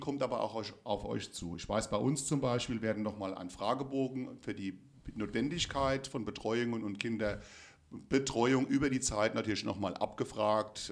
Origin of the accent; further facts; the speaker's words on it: Rhineland-Palatinate, Germany; bei uns in Rheinland-Pfalz